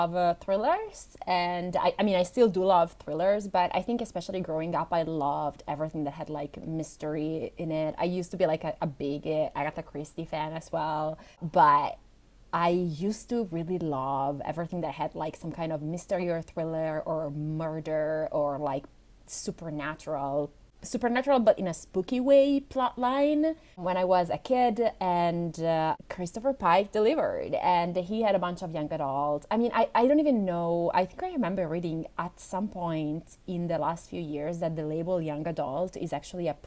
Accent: Italy; English is a second language; English is not my first language. I'm Italian.

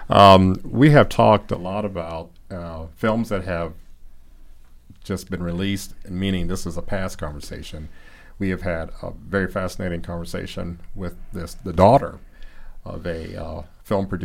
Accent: Gary, Indiana, United States; I grew up in Gary

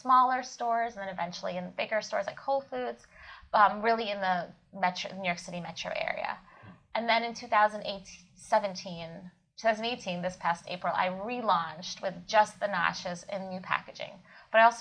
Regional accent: Kyiv, Ukraine; moved away; I was born in Kiev, Ukraine, where I was always ate buckwheat

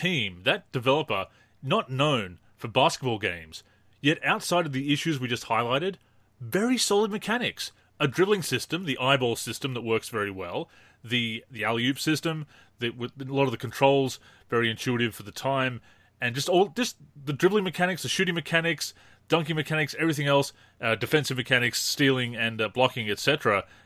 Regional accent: Australia; growing up in Australia

